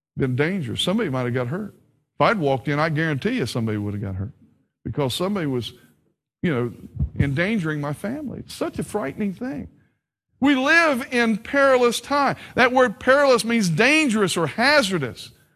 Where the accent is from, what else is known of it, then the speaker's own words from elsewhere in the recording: Ohio, United States; also born or lived in Kentucky / West Virginia; I was born in Kentucky, raised in Ohio, and educated in West Virginia, so I'm a confused Appalachian